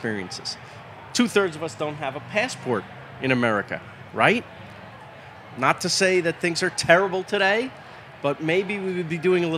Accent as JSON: {"language": "English", "area": "Rockland County", "region": "New York", "country": "United States", "tie": "born or raised there", "also_born_or_lived": "Queens, New York / Riverdale, Bronx, New York / Manhattan, New York", "moved": "as an adult", "lives_now": "Los Angeles, United States", "said": "I was born in Queens, like our president. And I lived in Riverdale in the Bronx till I was 9, and then Rockland County for most of my childhood through high school"}